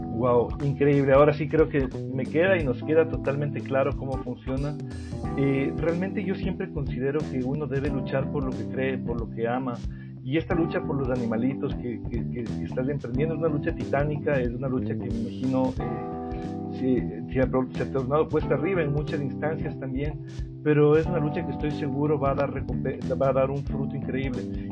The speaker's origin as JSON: {"language": "Spanish", "country": "Ecuador", "said": "como ecuatoriano"}